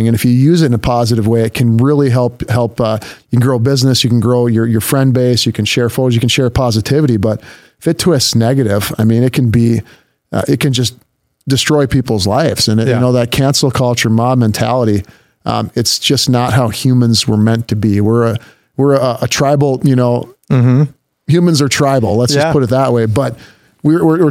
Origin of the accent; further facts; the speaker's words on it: Minnesota, United States; now in Grand Forks, United States; I grew up in Minnesota, kind of in the north suburbs, a couple different suburbs there